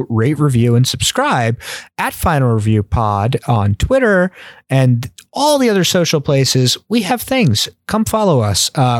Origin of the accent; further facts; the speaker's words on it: United States; I am an American, but I have some knowledge of British history.